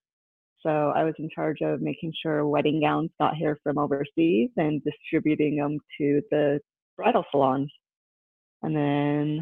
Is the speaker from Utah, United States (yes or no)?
yes; Salt Lake City, Utah, United States; I grew up in Salt Lake